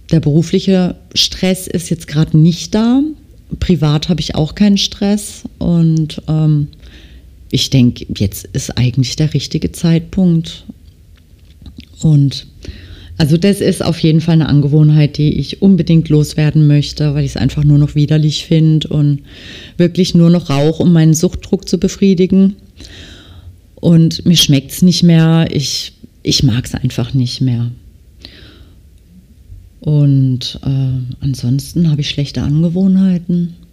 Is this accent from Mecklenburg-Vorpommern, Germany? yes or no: no; Baden-Württemberg, Germany; accent: Baden dialect; ich stehe zu meinem Dialekt. Ich denke, dass man mich auch gut versteht. Also das kann schon sein, dass mir zwischendurch dann auch mal was typisch Badisches rausrutscht.